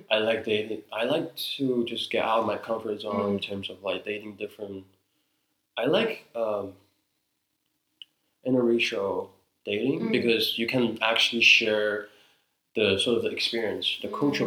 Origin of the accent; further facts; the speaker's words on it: New York, United States; New York. Because I mean, that's where I grew up, right?